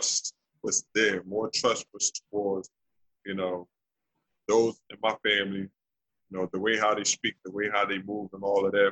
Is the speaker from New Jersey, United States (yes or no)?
yes; New Jersey, United States; also born or lived in Trenton, New Jersey / Willingboro, New Jersey; born and raised in New Jersey, born in Trenton, and I moved to another town called Willingboro, New Jersey.